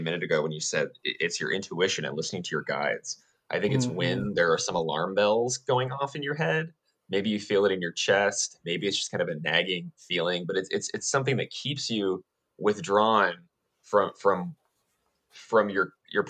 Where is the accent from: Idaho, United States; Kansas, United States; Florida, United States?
Idaho, United States; moved away as an adult; also born or lived in Southern California; I'm originally from Idaho